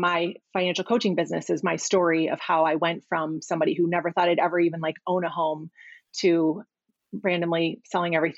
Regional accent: Midwest, United States; moved away as an adult; also born or lived in Chicago; now in Arizona, United States; My husband and I moved here in September from Chicago. So born and raised and lived in the Midwest my whole life

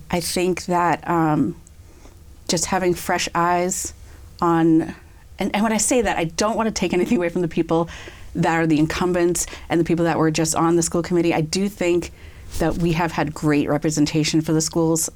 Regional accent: Natick, Massachusetts, United States; also born or lived in Amherst, Massachusetts / New York City; now in Franklin, United States; I grew up in Natick, so not too far from here

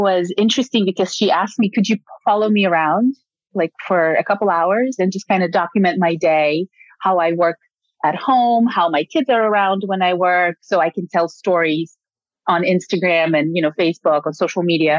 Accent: Ukraine; English is a second language; now in United States; I'm born and raised in Ukraine

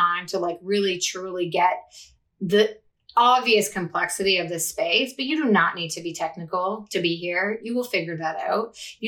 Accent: Canada; also born or lived in Toronto, Canada; I'm Canadian, based in Toronto, Canada.

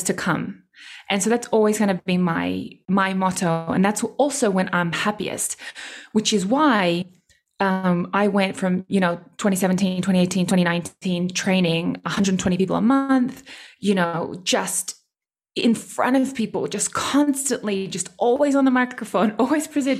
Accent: Australia; I speak German and I'm Australian

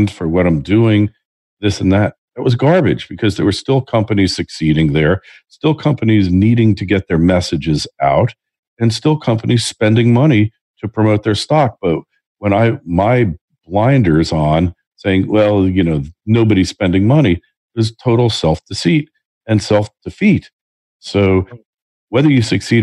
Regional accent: New Jersey, United States; also born or lived in New York; spending 37 years in New York, and I grew up in New Jersey, right by New York.

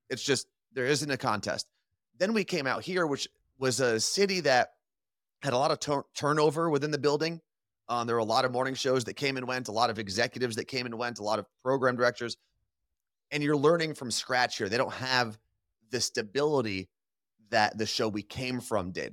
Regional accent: New Jersey, United States; moved away as an adult; now in Seattle, United States; we're both from New Jersey

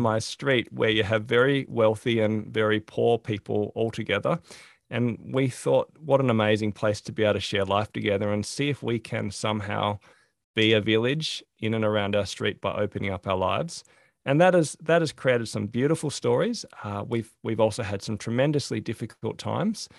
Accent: Australia; growing up in Australia

